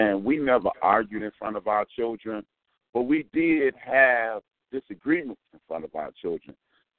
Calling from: Chicago, Illinois, United States; I'm … from Chicago.

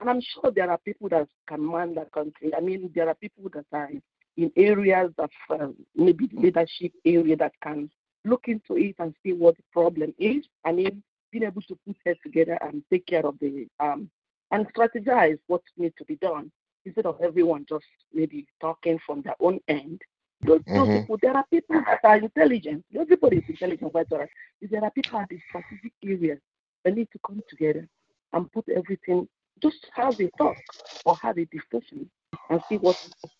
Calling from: California, United States; I'm calling from California.

